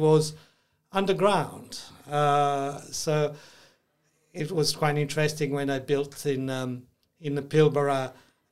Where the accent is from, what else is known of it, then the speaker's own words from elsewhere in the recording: Milan, Lombardy, Italy; also born or lived in Switzerland / New York; now in Australia; I grew up in Milano